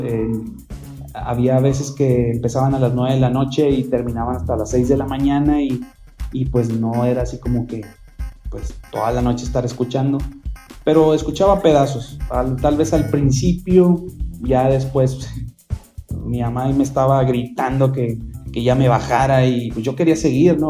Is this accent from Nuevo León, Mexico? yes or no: yes; Monterrey, Nuevo León, Mexico; como regiomontanos o como mexicanos